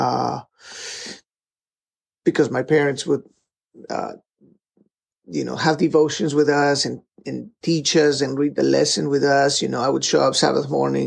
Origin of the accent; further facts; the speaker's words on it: Peru; moved away; I grew up in Peru, and my dad was a faculty, was part of the seminary department out there in the Peruvian university